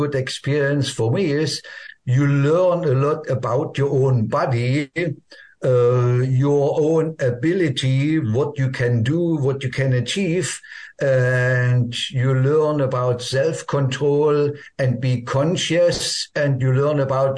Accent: Germany; English is a second language; I was born and lived in East Germany.

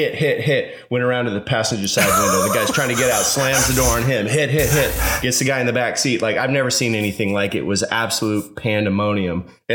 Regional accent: Evergreen, Colorado, United States; moved away; when I tell people I'm from Evergreen, Colorado

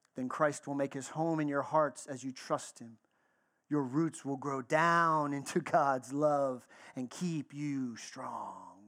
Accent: Texas, United States; I grew up in the South. I grew up in Texas

